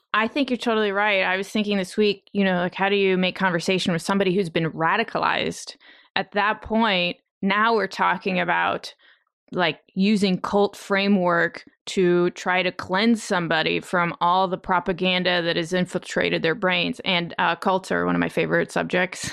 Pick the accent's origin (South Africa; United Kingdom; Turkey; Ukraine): Ukraine; moved away; I was born in the Soviet Union and not Russia, but the the Soviet Union. I was born in the Ukraine, but it was all part of one place